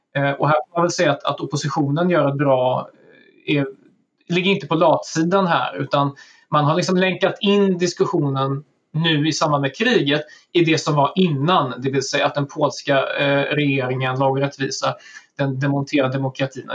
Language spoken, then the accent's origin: Swedish; Sweden; som, som svensk